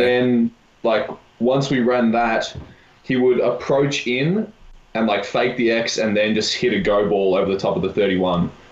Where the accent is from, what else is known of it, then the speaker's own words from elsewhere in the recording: Melbourne, Victoria, Australia; moved away as an adult; now in Kamloops, Canada; I'm from Melbourne, which is four or five million.